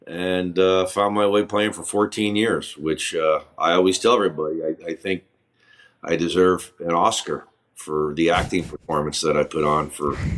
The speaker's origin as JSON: {"language": "English", "region": "California", "country": "United States", "tie": "born or raised there", "also_born_or_lived": "Georgia", "moved": "as an adult", "said": "growing up in California, I really had no idea what that was all about."}